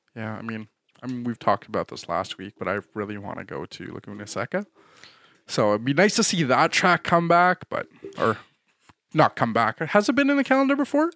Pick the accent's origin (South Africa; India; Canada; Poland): Canada; we're too Canadian